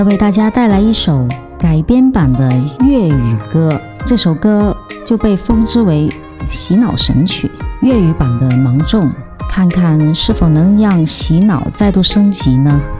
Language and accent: Chinese; Guangzhou, Guangdong, China; 大家好啊，我係嚟自二群廣州嘅